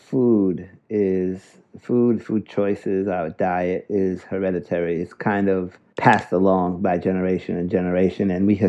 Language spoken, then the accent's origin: English; Wiesbaden, Hesse, Germany; born there; I was born in Wiesbaden. My dad was a Tuskegee Airman.